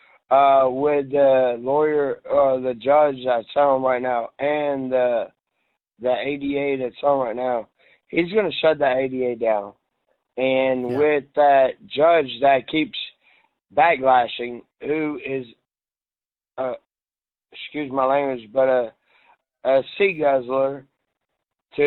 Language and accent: English; Tampa, Florida, United States; the neighborhood I grew up in Seminole Heights.